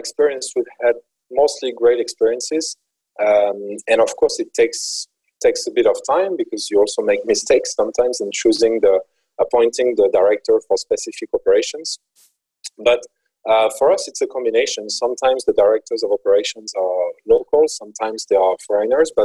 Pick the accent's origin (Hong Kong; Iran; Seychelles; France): France; moved away as an adult; also born or lived in Central America / South America / United States / Asia; I grew up in France and in Europe in general